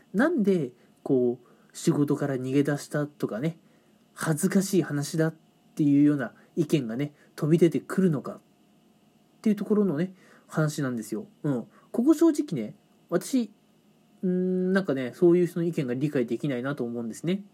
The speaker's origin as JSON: {"language": "Japanese", "country": "Japan", "tie": "born or raised there", "also_born_or_lived": "Kanagawa", "moved": "as an adult", "said": "自分の地元の方、まあ、地方なんですけどね、えー、そっちの方に戻ることにしたんですね。"}